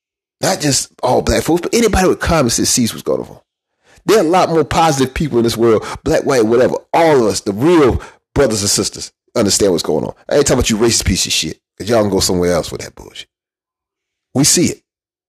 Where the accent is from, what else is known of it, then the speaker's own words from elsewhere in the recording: South Carolina, United States; I'm from South Carolina.